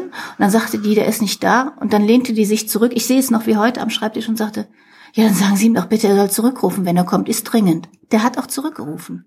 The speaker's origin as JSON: {"language": "German", "area": "near Cologne", "region": "North Rhine-Westphalia", "country": "Germany", "tie": "born or raised there", "said": "Ich bin also äh, in Deutschland geboren, in der Nähe von Köln."}